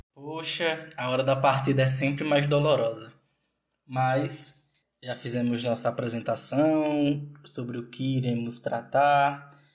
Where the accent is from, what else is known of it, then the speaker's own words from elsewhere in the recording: Triunfo, Pernambuco, Brazil; moved away as an adult; now in Aracaju, Brazil; sou do interior de Pernambuco, uma cidade chamada Triunfo, mas há dois anos eu resido aqui em Aracaju, Sergipe